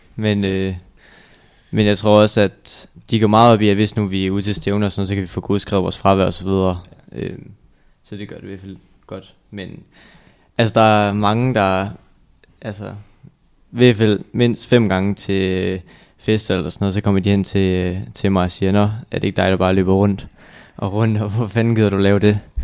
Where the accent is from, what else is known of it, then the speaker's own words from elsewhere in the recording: Viborg, Central Denmark Region, Denmark; kommer jeg også fra Viborg, født der og boet der hele mit liv